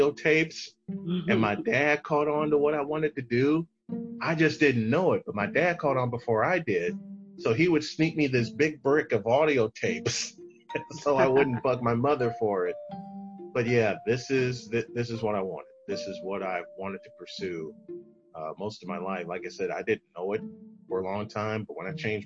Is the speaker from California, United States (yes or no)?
no; Chicago, Illinois, United States; moved away; my hometown of Chicago